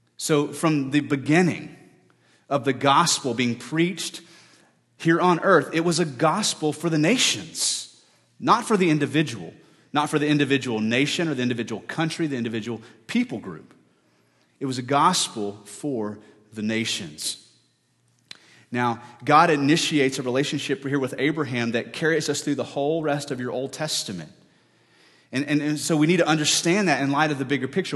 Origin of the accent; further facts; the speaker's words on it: United States; our reputations on earth as American people